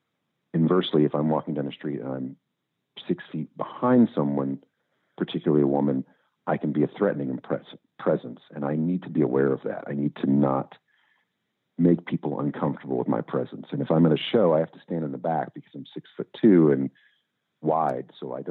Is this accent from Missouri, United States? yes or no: no; Louisville, Kentucky, United States; the music culture I grew up in Louisville and all that.